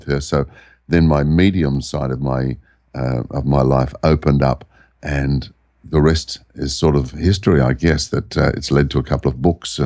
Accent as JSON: {"language": "English", "town": "Sydney", "region": "New South Wales", "country": "Australia", "tie": "born or raised there", "also_born_or_lived": "Byron Bay area", "moved": "yes", "lives_now": "Byron Bay hinterland, Australia", "said": "I was born in the Sydney area."}